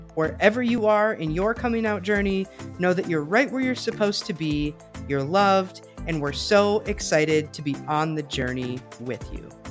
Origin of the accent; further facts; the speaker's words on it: southern Wisconsin, United States; I grew up in Amish country as well, um, further south in Wisconsin